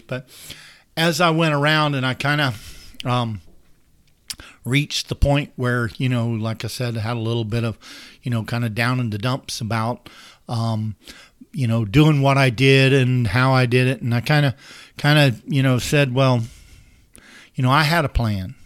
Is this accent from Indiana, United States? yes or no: no; St. Joseph, Florida, United States; I grew up in Saint Joe. I grew up on a little dirt road, the end of Goody Road.